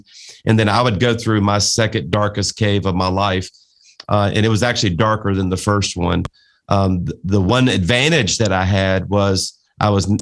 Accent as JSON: {"language": "English", "region": "South Louisiana", "country": "United States", "said": "a Cajun from South Louisiana"}